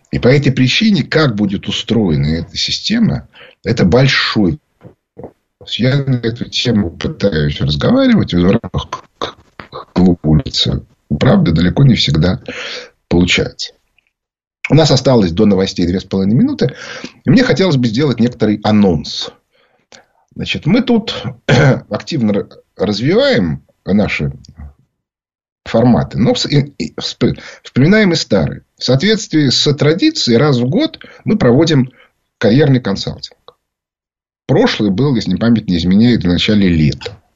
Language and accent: Russian; Moscow, Russia; Я говорю, я из Москвы, из России.